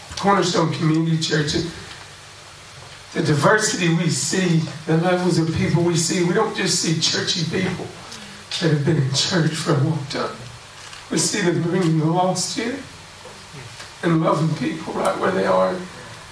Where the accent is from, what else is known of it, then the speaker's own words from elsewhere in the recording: Alabama, United States; accent: country; moved away as an adult; now in Mozambique; I'm from Alabama. We speak a little country down there